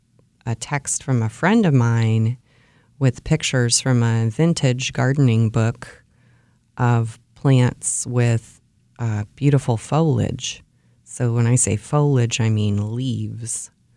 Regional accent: Ohio, United States; Where I grew up in Ohio, hostas are staple plants.

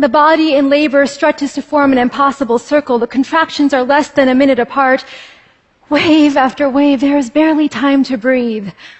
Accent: California, United States; born or raised there

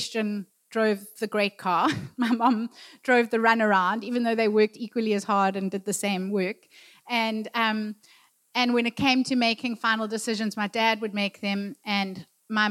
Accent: Durban, KwaZulu-Natal, South Africa; I grew up in Durban

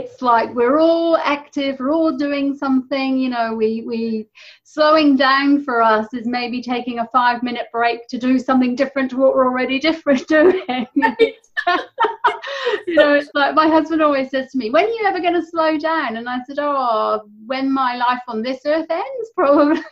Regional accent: England, United Kingdom; moved away as an adult; now in New Zealand; I'm not originally a Kiwi. I'm originally from England. And I've lived in New Zealand for 11 years now.

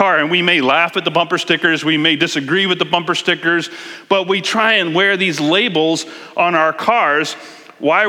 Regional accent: East Coast, United States; now in King County, Washington, United States; I'm from East Coast

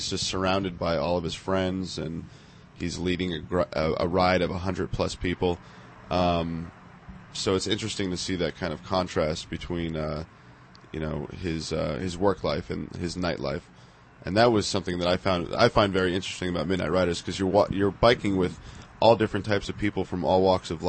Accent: Napa Valley, California, United States; when I grew up in Napa Valley

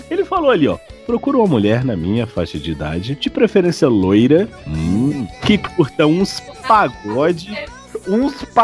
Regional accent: Luziânia, Goiás, Brazil; Eu sou de Lusiânia, em torno entre Goiás e Brasília.

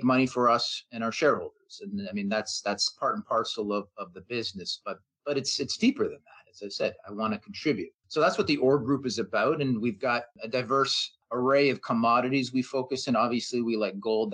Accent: Canada; being a Canadian, being based here

